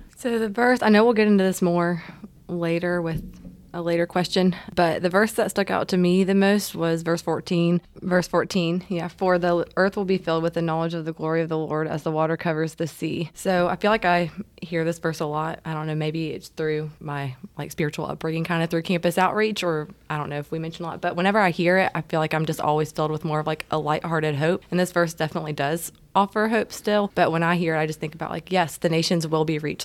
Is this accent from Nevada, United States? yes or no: no; Savannah, Georgia, United States; I'm originally from Savannah and have had family that's lived on the water